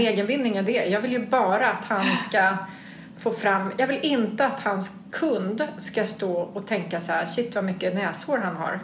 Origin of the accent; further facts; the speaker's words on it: Sweden; en svensk liten ung flicksnärta